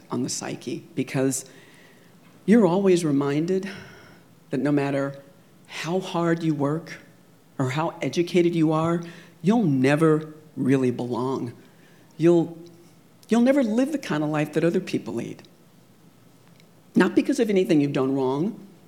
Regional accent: California, United States; Growing up in California in the 70s and 80s, I could never forget that I was black

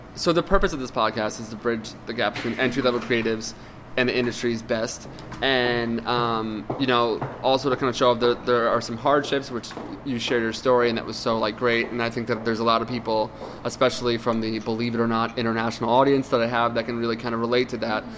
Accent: Reading, Pennsylvania, United States; as a kid I grew up in Reading, Pennsylvania

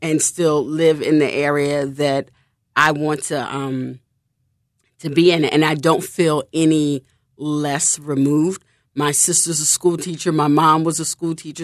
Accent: Philadelphia, Pennsylvania, United States; moved away; Mount Airy, which is where I'm originally from

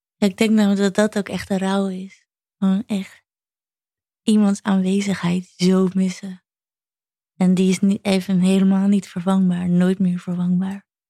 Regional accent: Netherlands; wij Nederlanders

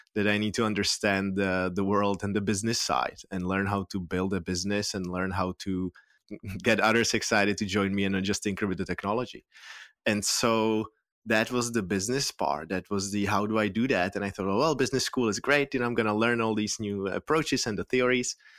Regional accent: Prague, Czechia; moved away as an adult; now in San Francisco Bay Area, United States; I'm from Prague, the Czech Republic, born and raised there, but I've lived here in in San Francisco Bay Area for the past 13 years.

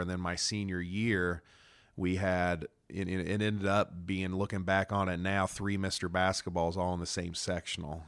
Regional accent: Noblesville, Indiana, United States; born or raised there

